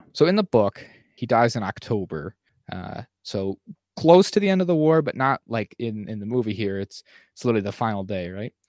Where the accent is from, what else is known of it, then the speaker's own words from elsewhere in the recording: United States; as an American